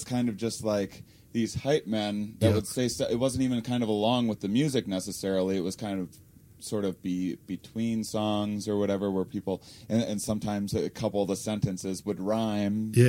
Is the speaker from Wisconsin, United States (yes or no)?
yes; Wisconsin, United States; I'm from Wisconsin